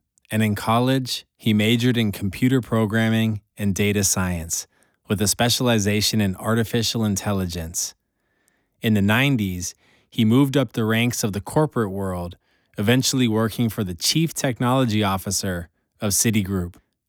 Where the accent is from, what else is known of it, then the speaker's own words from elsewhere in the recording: San Francisco, California, United States; He grew up in New York, I grew up in San Francisco.